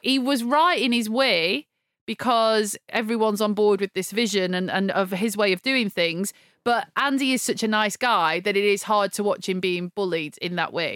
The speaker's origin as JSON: {"language": "English", "country": "United Kingdom", "said": "I'm British"}